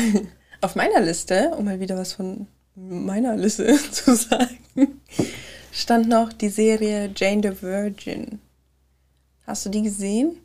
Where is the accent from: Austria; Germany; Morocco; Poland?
Germany; als Deutsche mit der Synchronisationskultur, die wir hier haben